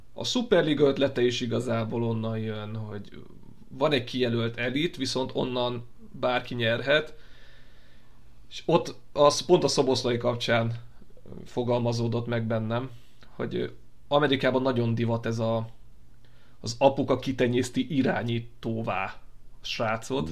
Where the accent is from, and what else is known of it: Hungary